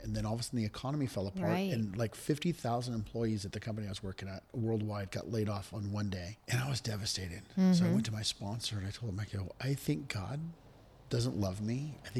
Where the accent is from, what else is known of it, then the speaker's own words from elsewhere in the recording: Redwood City, California, United States; also born or lived in Virginia; born and raised in Redwood City.